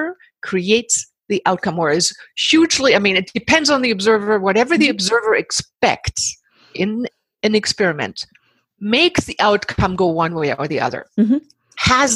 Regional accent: Germany; moved away as an adult; also born or lived in Himalayas / Pacific Northwest, United States; now in Bali, Indonesia; I was born in the Himalayas to German parents, grew up in Germany

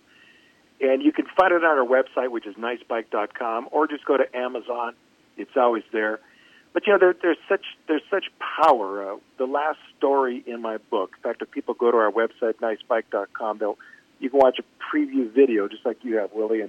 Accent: Minnesota, United States; I'm from Minnesota

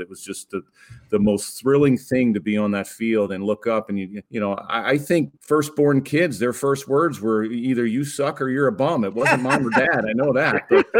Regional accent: Baltimore, Maryland, United States; Well, I mean, I grew up in Baltimore, so I wasn't a Yankee fan.

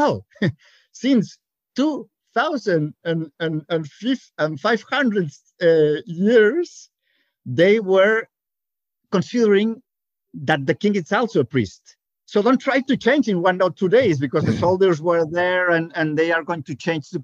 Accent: Barcelona, Catalonia, Spain; I am from Barcelona

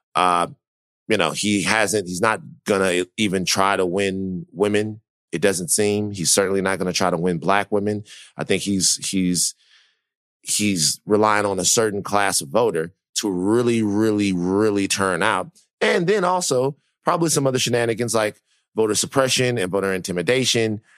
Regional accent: Louisiana, United States; moved away; I'm from Louisiana. I know how people feel down there

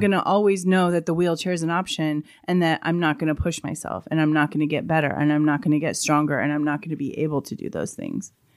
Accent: Colorado, United States; I grew up in Colorado

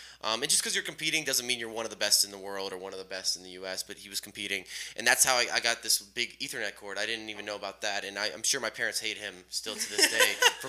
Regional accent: Houston, Texas, United States; I'm from Houston.

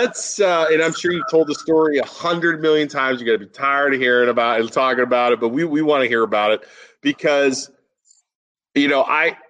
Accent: South Range, Ohio, United States; I was from South Range.

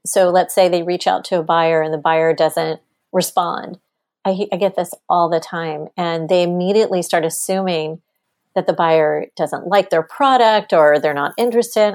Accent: Texas, United States; I'm a Texan. I grew up in Texas.

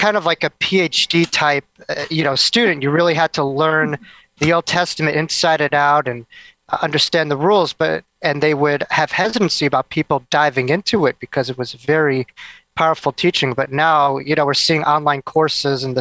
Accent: Long Island, New York, United States; I was raised in Long Island

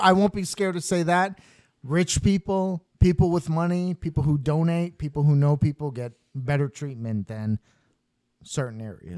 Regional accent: New York, United States; I'm from New York

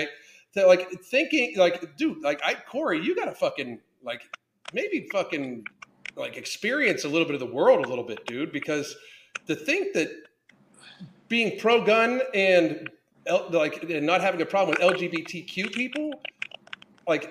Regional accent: Toronto, Ontario, Canada; Toronto, which is my hometown

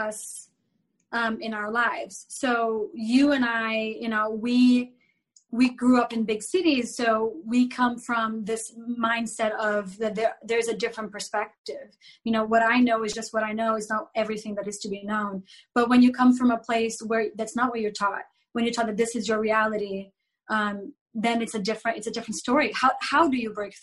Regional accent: Brazil; moved away; I grew up in Brazil in the 80s

